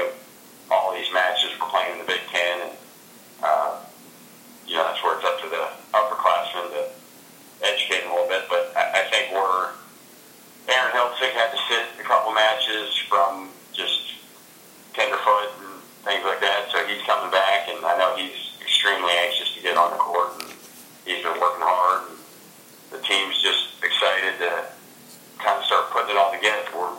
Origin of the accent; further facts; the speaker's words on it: Gainesville, Florida, United States; Growing up in Gainesville, I was better known as their son than kind of my own man at times